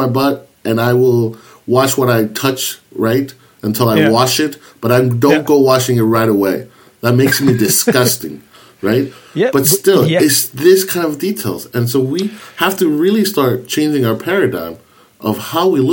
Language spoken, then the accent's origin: English; United States; As an American